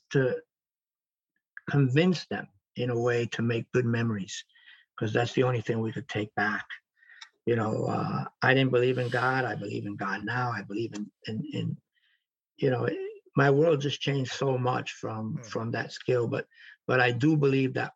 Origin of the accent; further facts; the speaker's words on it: New York City, New York, United States; moved away; also born or lived in Florida; growing up in the South Bronx and growing up in a different environment